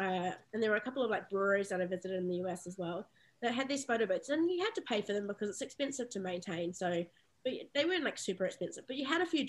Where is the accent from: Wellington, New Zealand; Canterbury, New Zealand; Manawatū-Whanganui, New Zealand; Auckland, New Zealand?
Manawatū-Whanganui, New Zealand; Palmerston North; this like little city, Palmerston North, that I grew up in New Zealand